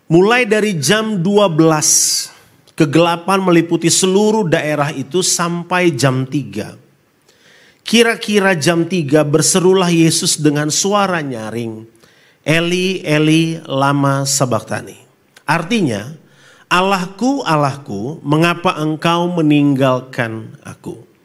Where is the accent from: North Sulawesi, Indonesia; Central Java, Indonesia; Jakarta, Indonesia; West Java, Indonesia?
North Sulawesi, Indonesia; Saya asli dari Solo, Sulawesi Utara. Ya, Sulawesi Utara, istri saya dari NTT, Pulau Rote lebih tepatnya.